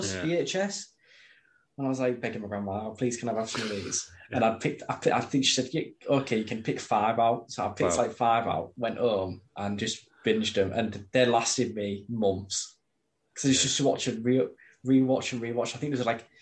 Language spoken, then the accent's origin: English; Hull, Yorkshire and the Humber, United Kingdom; we grew up in Hull.